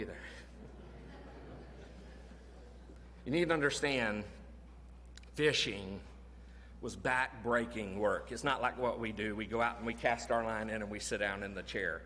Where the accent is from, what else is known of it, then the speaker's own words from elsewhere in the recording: Florida, United States; When I grew up in Florida